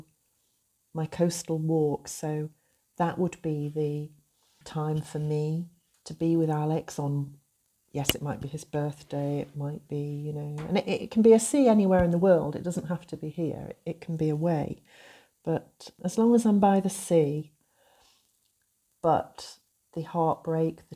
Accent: North Wales, United Kingdom; moved away as an adult; I grew up here in North Wales

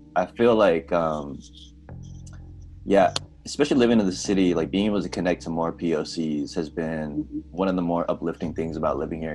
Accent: San Jose, California, United States; now in Portland, United States; from where I'm from, San Jose, like we're both from Cali

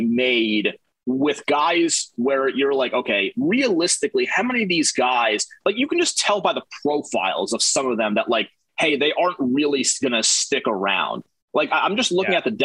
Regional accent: Northeast, United States; now in Florida, United States; I'm from the Northeast

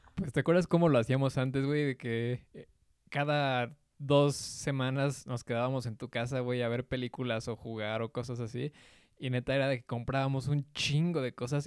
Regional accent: Mexico; aquí en mi país, güey, porque sí, la neta, ser mexicano

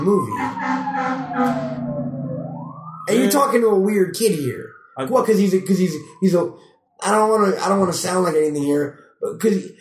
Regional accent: New York, United States; I'm from New York

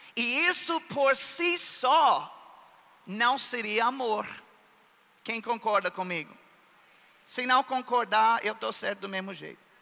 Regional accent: United States; Portuguese is a second language; moved away as an adult; now in Brazil; eu sou americano, mas eu já sou mais brasileiro do que isso

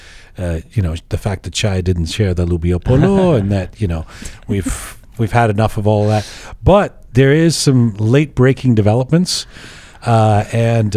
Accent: London, United Kingdom; moved away; also born or lived in Canada; I'm a Canadian, grew up in England

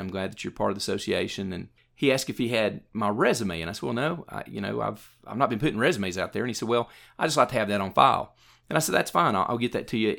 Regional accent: Morristown, Tennessee, United States; also born or lived in Jefferson City, Tennessee; I grew up in Morristown and went through the Morristown school system

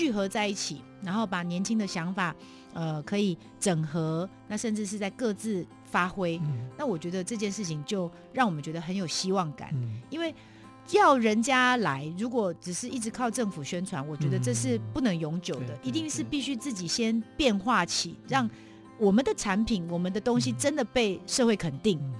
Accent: Yingge, New Taipei, Taiwan; 当时我们莺歌人就是发下豪语啊

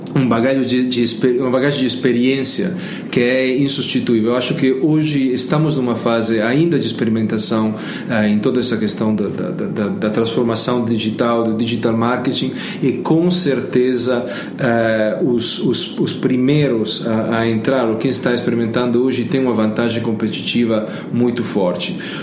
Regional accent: Italy; Portuguese is a second language; now in Brazil; eu sou italiano

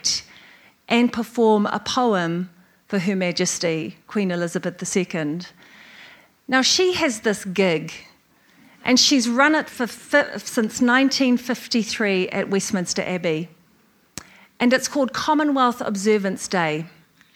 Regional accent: New Zealand; as a New Zealander, as a Pacifica person

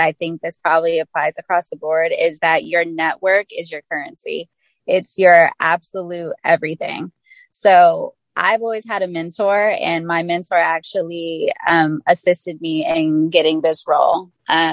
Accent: the Bay Area, California, United States; I'm from the Bay Area

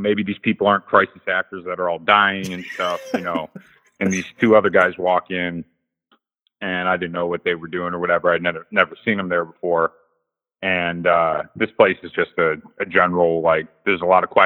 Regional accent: Ohio, United States; I'm from Ohio

